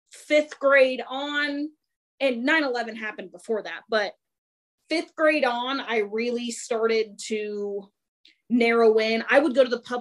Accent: Kansas, United States; moved away as an adult; also born or lived in Colorado; now in Texas, United States; I'm born and raised in Kansas

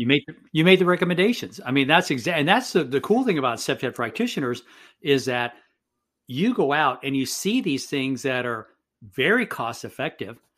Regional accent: San Benito, Texas, United States; moved away as an adult; also born or lived in Tampa, Florida; I'm actually born and raised in South Texas in a town called San Benito, Texas

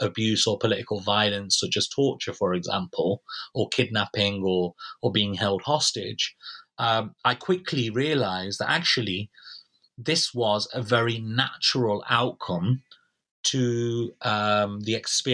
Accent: United Kingdom; as British citizens

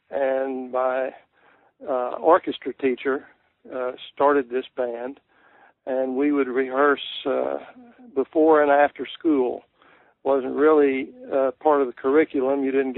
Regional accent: Beaumont, Texas, United States; also born or lived in Fort Worth, Texas / Oklahoma; I was born in Fort Worth, 1939. And I went to school later in Oklahoma briefly, and we moved back to Texas. And I went to junior high, high school, and college in Beaumont, Texas.

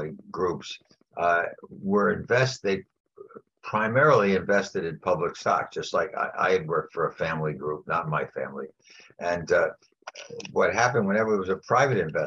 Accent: New York City, New York, United States; also born or lived in Ohio; I grew up in New York. I went to school in New York

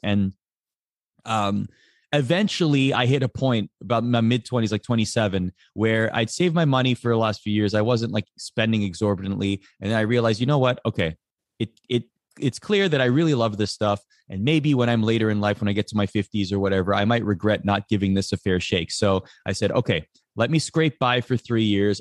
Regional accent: just outside of Toronto, Ontario, Canada; we grew up just outside of Toronto

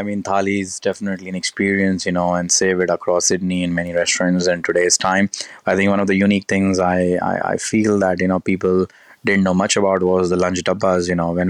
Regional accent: Gujarat, India; also born or lived in Delhi / Kanpur; I'm originally from Kanpur, the central part of India, because that's where my roots are from. I was born in Delhi, spent very little time, but I grew up in Gujarat.

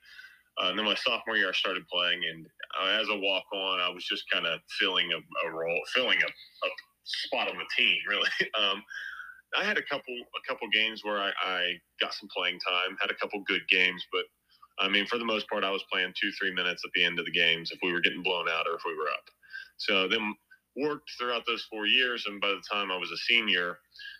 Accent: Buckhannon, West Virginia, United States; moved away; I grew up in Buchanan, went to college in Buchanan, and was there for 22 years of my life

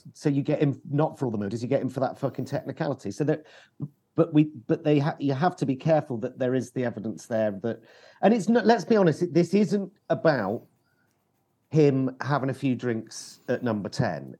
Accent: London, United Kingdom; as a Londoner

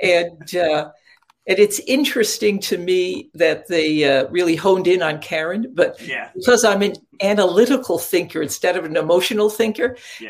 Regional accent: Catskill Mountains, upstate New York, United States; I grew up in upstate New York in the Catskill Mountains

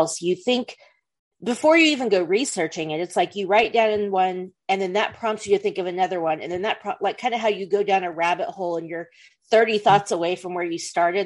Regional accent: United States; we're American

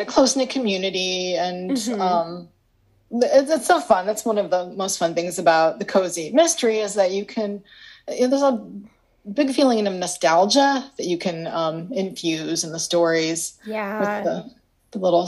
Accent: Illinois, United States; I grew up in Illinois

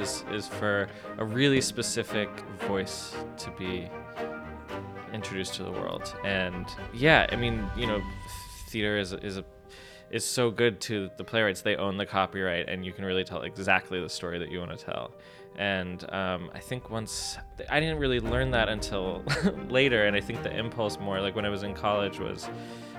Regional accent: Texas, United States; now in Brooklyn, United States; I grew up mostly in Texas

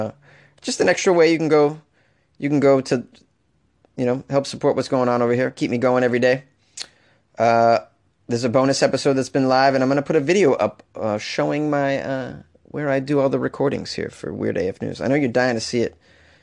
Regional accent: Canada; I'm from Canada. I don't feel compelled to lock my apartment door

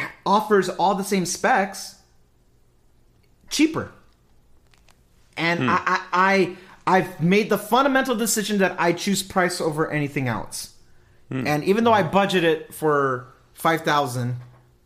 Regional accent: California, United States; Even though I'm not home, I'm a Californian. I'm a chill dude.

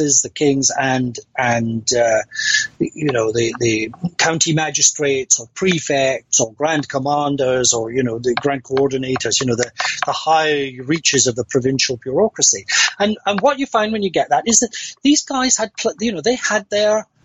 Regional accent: Scotland, United Kingdom; I'm a Scot

